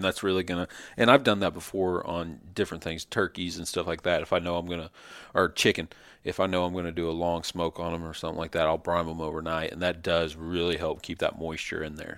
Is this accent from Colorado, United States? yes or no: no; North Carolina, United States; now in Kansas City, United States; We're, we're down here in Kansas City, known for our barbecue, but I got family and I grew up in North Carolina